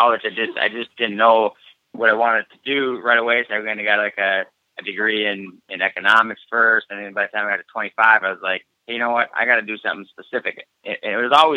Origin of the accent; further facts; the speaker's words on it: Iowa, United States; we're just rednecks from Iowa